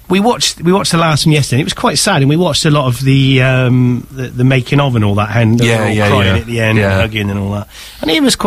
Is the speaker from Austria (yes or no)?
no; England, United Kingdom; I'm from England